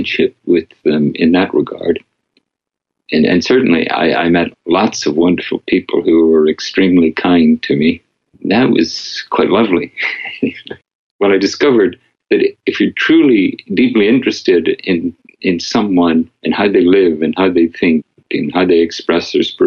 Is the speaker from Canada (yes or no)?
no; Northern Ireland, United Kingdom; moved away; growing up in Northern Ireland